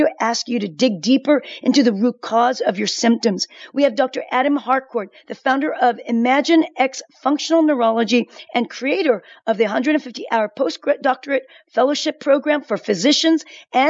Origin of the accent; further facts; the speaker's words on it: South Korea; moved away; I'm from Korea.